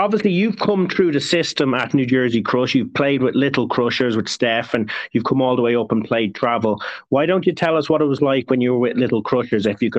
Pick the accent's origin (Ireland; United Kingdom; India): Ireland; that's because I'm Irish.